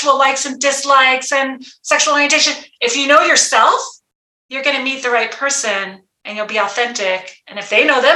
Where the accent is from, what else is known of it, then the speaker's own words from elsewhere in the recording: Guerneville, California, United States; moved away as an adult; also born or lived in Santa Rosa, California; I grew up in Guerneville, California.